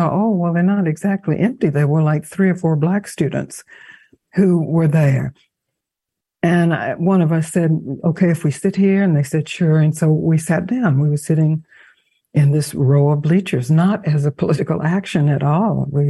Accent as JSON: {"language": "English", "region": "Mississippi", "country": "United States", "tie": "born or raised there", "said": "I knew when I was spending time in Mississippi, growing up in Mississippi"}